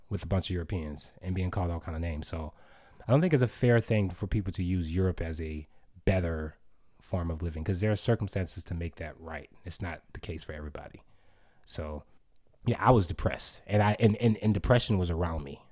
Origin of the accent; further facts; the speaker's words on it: United States; also born or lived in Sweden; I was from America.